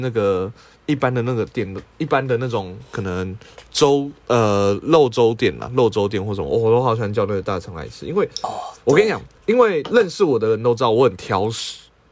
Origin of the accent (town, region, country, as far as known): Taiwan